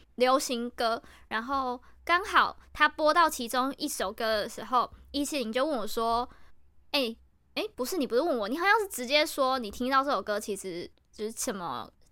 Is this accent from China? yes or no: no; Chiayi, Taiwan; 因为我们是嘉义的小孩嘛